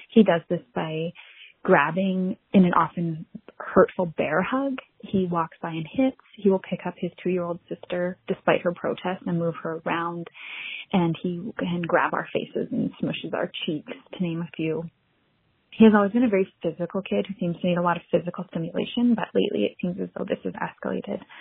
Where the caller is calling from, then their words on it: British Columbia, Canada; I'm from Northern British Columbia in Canada.